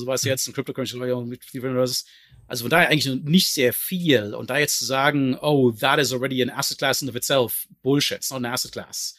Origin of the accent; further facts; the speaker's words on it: Germany; als Deutscher